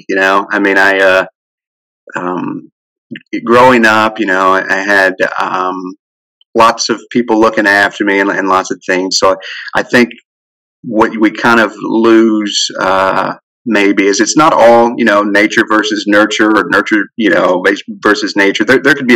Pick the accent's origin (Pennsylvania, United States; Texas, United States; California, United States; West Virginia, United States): West Virginia, United States; Wayne; moved away as an adult; I grew up in Wayne, West Virginia there. So I haven't lived there since I've been about 18.